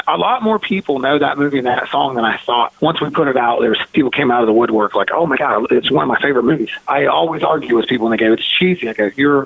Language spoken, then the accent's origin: English; West Virginia, United States; I'm from West Virginia. I'm a redneck at heart